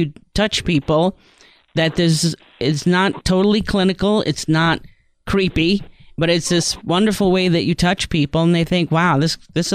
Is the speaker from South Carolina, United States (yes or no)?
no; New York, United States; I grew up in New York.